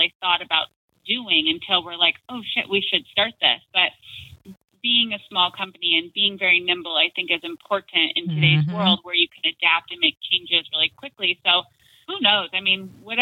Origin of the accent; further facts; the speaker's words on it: Arizona, United States; I'm from Arizona